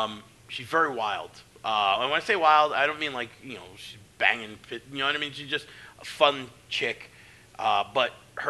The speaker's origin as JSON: {"language": "English", "region": "Delaware", "country": "United States", "tie": "born or raised there", "said": "But, like, growing up in Delaware, SAT, we're spending some time with them coming up."}